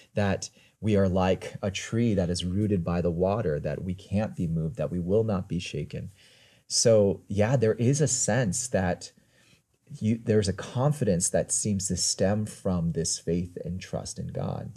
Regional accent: United States; accent: American; I'm American

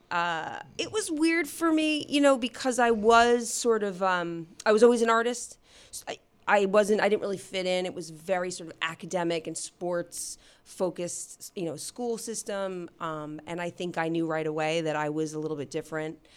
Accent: New Jersey, United States; I grew up in New Jersey.

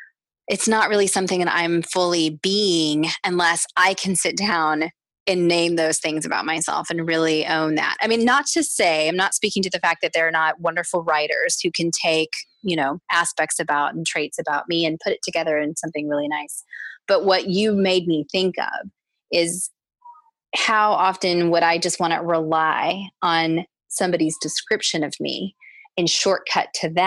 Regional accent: Texas, United States; growing up in the South in Texas and in the United States

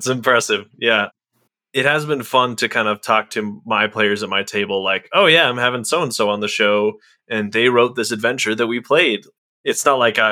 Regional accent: Colorado, United States; growing up in Colorado on the east side of the Rockies

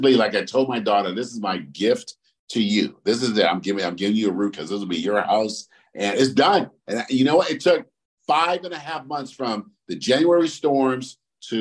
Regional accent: Oakland, California, United States; I grew up in Oakland

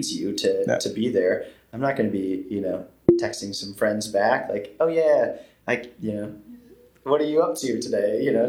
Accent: Midwest, United States; It's probably the farming upbringing, man. I got to say, like, yeah. there's something to be said about growing up in the Midwest or, you know, Amish with humble beginnings.

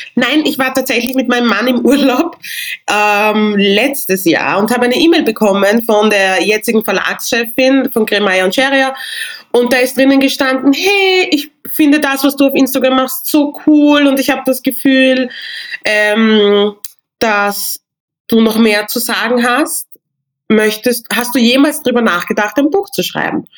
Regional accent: Vienna, Austria; ich bin in Wien geboren, ich habe nigerianische Wurzeln

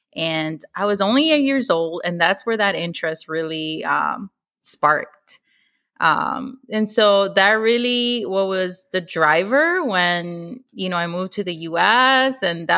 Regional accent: Chicago, Illinois, United States; English is a second language; also born or lived in Mexico City, Mexico; My pronouns are she, her, and I am from Chicago.

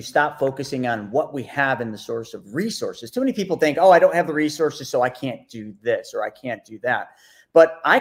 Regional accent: Buffalo, New York, United States; I came from Buffalo, New York.

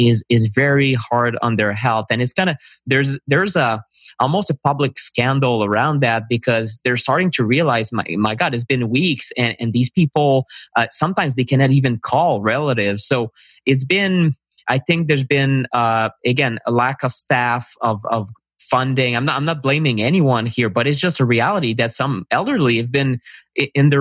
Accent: Canada; I'm a Canadian

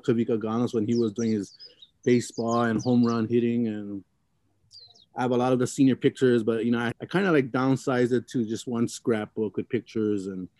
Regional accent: Wahiawa, Hawaii, United States; also born or lived in Makakilo, Oahu; Growing up, I was never really proud too much to be Samoan, because where I grew up in Wahiawa Heights, and there weren't that many Samoans living in Wahiawa Heights.

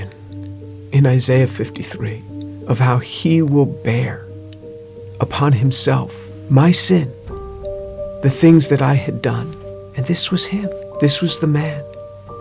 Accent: New York, United States; I grew up just outside of New York City.

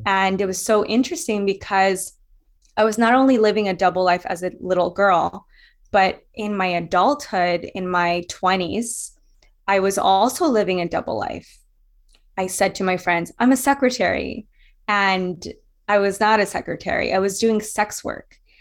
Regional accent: Louisiana, United States; I was bullied in Louisiana. So I grew up in the South

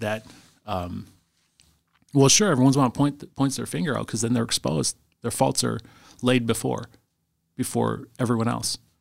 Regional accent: Green Bay, Wisconsin, United States; I, I grew up in Green Bay in, uh, in the nineties

